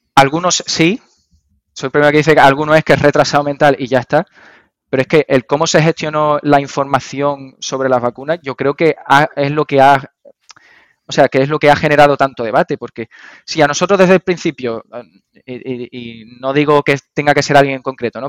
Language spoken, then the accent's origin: Spanish; Andalusia, Spain